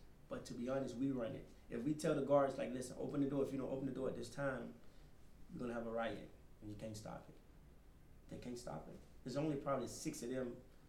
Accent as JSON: {"language": "English", "region": "Florida", "country": "United States", "said": "Yes, I was part of the Florida crew."}